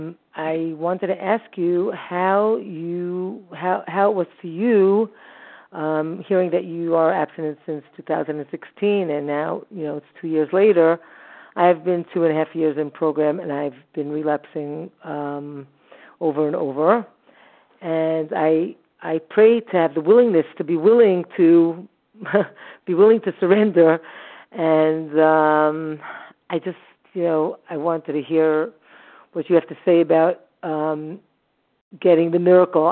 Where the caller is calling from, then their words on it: Jerusalem, Jerusalem District, Israel; I'm calling from Jerusalem, Israel.